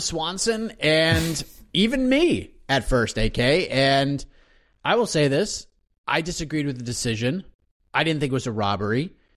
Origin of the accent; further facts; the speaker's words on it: New England, United States; my fellow New Englander